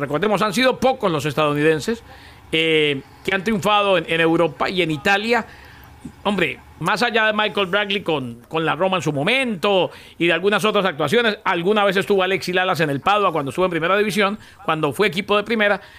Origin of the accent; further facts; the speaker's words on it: Colombia; yo soy más colombiano que ustedes dos juntos